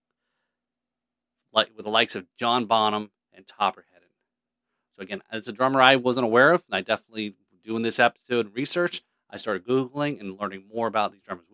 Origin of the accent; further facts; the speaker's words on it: Scotland, United Kingdom; I'm Scottish too